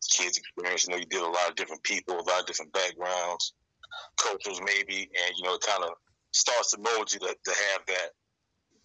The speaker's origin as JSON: {"language": "English", "town": "Florence", "region": "South Carolina", "country": "United States", "tie": "born or raised there", "said": "I'm originally from South Carolina, the Florence, South Carolina area, 843"}